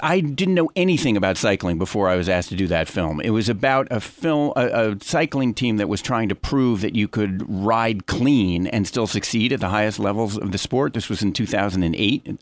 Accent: New York, United States; I'm a New Yorker, lifelong, born and bred.

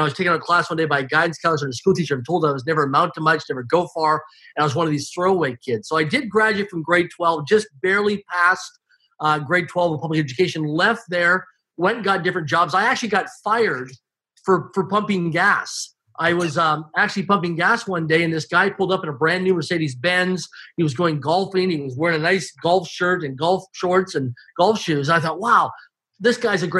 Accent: Swift Current, Saskatchewan, Canada; I grew up in Swift Current, Saskatchewan, Canada, less than 20,000 people in population, a small community.

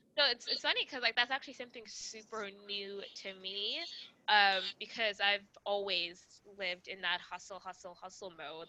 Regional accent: Rwanda; moved away; I'm from Rwanda, so I'm not from the United States.

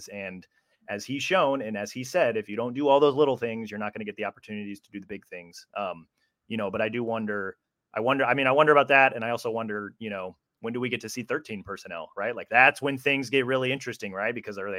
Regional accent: Kansas City, Missouri, United States; I'm originally from Kansas City.

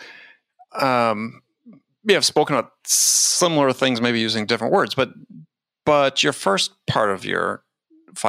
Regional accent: Madison, Wisconsin, United States; I grew up in Madison

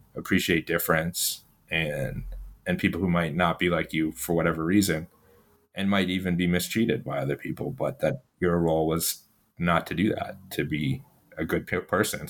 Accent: Ottawa, Ontario, Canada; I actually was born and I grew up in Ottawa, Canada

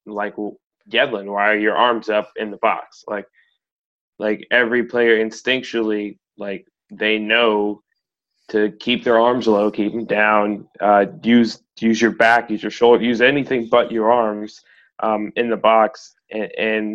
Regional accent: United States; we're American

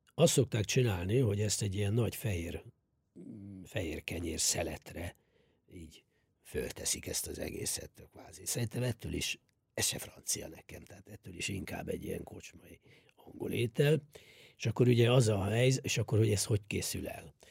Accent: Hungary; Számunkra, magyarok számára

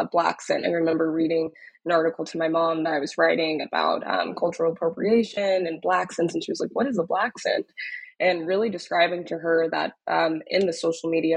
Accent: Dallas, Texas, United States; moved away as an adult; also born or lived in Austin, Texas; now in New York, United States; I'm originally from Dallas, Texas, was born and raised in Dallas

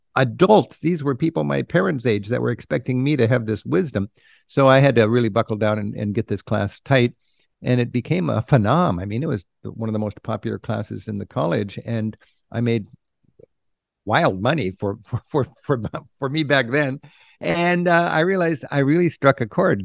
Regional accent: United States; growing up in the United States without the benefit of travel

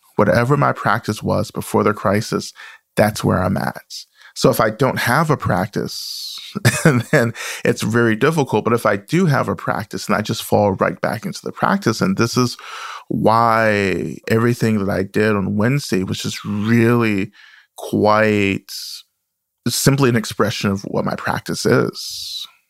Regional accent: the South, United States; born or raised there

